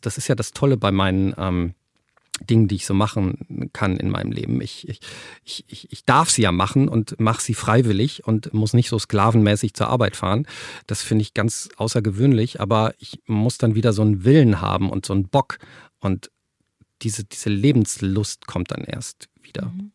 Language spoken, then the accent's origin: German; Cologne, North Rhine-Westphalia, Germany; ich bin in Köln geboren